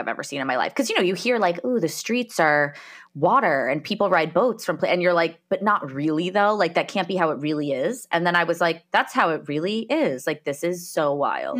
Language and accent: English; New Jersey, United States; also born or lived in Colorado; I grew up in New Jersey, in the United States.